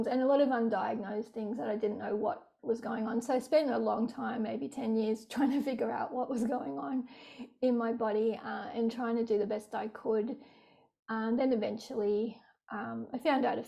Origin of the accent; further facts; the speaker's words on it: Sydney, New South Wales, Australia; I grew up in Sydney, born in Rockdale